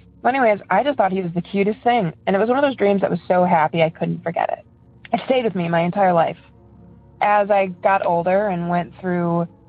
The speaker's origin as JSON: {"language": "English", "town": "Elyria", "region": "Ohio", "country": "United States", "also_born_or_lived": "Cleveland", "said": "I'm from Cleveland. And I'm just going to give you a synopsis of my paranormal experiences that I've had, or at least the ones that, you know, make a difference. So originally from Elyria"}